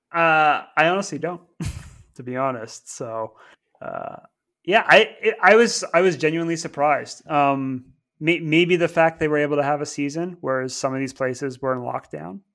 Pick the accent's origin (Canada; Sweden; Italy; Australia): Canada; now in United Kingdom; growing up in Canada